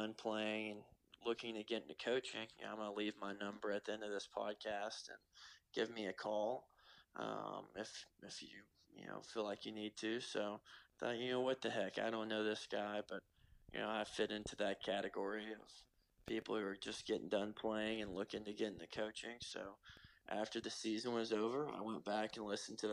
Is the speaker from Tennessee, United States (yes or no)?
yes; Cleveland, Tennessee, United States; moved away as an adult; now in Austria; So I grew up in Cleveland, Tennessee. It's about 20 miles outside of Chattanooga, Tennessee, right there close to North Georgia